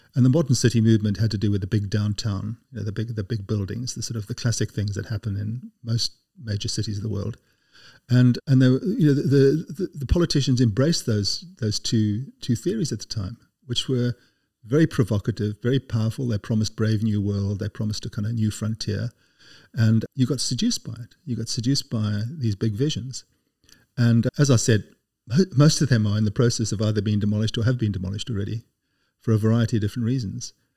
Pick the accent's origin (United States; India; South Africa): South Africa; moved away as an adult; also born or lived in Cape Town, South Africa; now in United Kingdom; growing up in South Africa